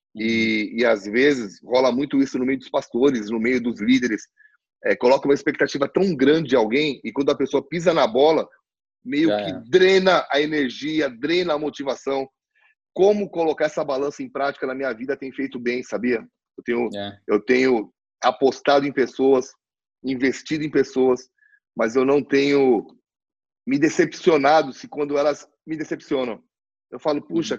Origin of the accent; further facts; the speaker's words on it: Brazil; nós, como brasileiros